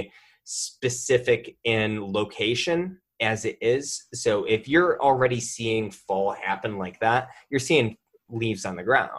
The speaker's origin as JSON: {"language": "English", "area": "the Berkshires", "region": "Massachusetts", "country": "United States", "said": "this is coming from a Northeastern boy, like, I'm from the Berkshires"}